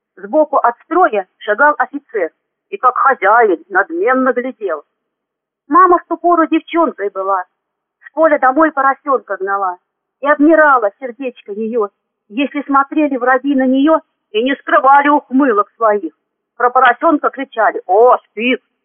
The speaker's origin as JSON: {"language": "Russian", "region": "Bryansk Oblast", "country": "Russia", "tie": "born or raised there", "also_born_or_lived": "Klintsy, Bryansk Oblast / Gomel, Belarus", "moved": "as an adult", "lives_now": "Zmiyovka, Russia", "said": "Родилась я в Брянской области в 1961 году."}